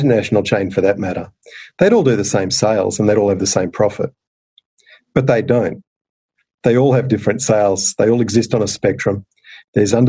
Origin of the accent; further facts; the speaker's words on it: Townsville, Queensland, Australia; moved away; also born or lived in Brisbane; growing up in Townsville